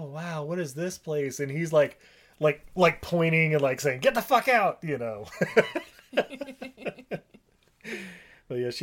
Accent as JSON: {"language": "English", "region": "Utah", "country": "United States", "tie": "born or raised there", "said": "I grew up in Utah"}